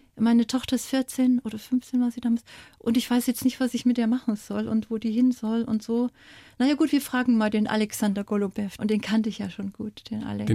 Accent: East Germany, Germany; moved away as an adult; Als kleines Mädchen in der DDR

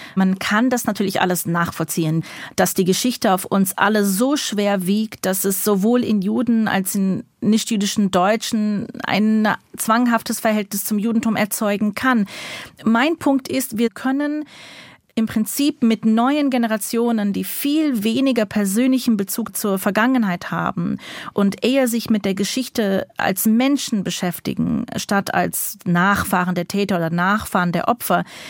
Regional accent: United States; moved away as an adult; now in Berlin, Germany; Ich bin ja in Amerika geboren und aufgewachsen

